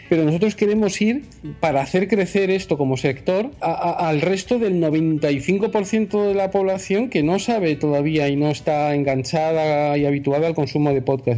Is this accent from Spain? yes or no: yes; Spain; nosotros eh, eh, somos españoles